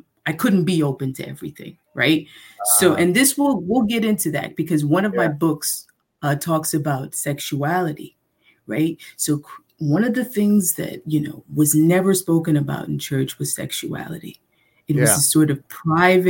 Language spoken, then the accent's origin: English; New York City, New York, United States; accent: New York; now in Seoul, South Korea; I was born and raised in Manhattan